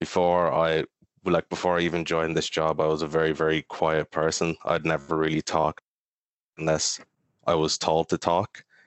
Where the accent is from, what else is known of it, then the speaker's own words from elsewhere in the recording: Kill, County Kildare, Ireland; also born or lived in Maynooth; I spent some time growing up in Maynooth, but then moved to Kill for the past over 10 years ago